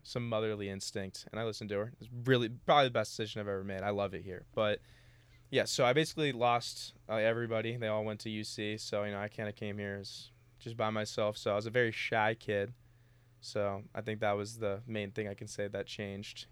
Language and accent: English; Cincinnati, Ohio, United States; moved away as an adult; now in Oxford, United States; I'm from Cincinnati